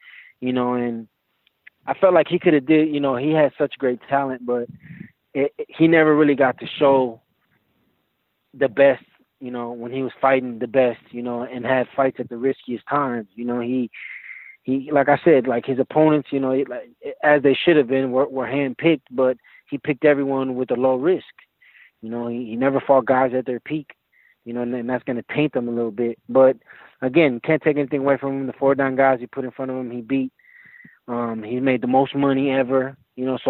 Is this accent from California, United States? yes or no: no; Milwaukee, Wisconsin, United States; now in Las Vegas, United States; I was born here in Milwaukee, Wisconsin, in the United States